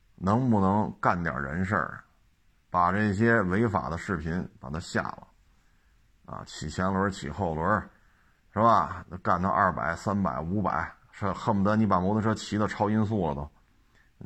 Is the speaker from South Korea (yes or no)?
no; Beijing, China; 我们作为生在这儿，长在这儿的北京人